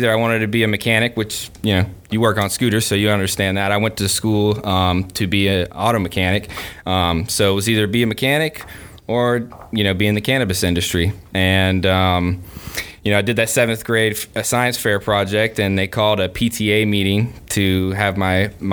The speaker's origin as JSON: {"language": "English", "town": "Gainesville", "region": "Florida", "country": "United States", "tie": "born or raised there", "also_born_or_lived": "California", "moved": "as an adult", "said": "born and raised in Gainesville."}